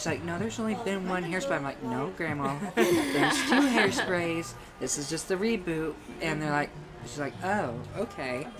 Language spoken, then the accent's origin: English; Seymour, Indiana, United States; moved away as an adult; also born or lived in Brown County, Indiana; now in Bloomington, United States; I was born and raised in Seymour, Indiana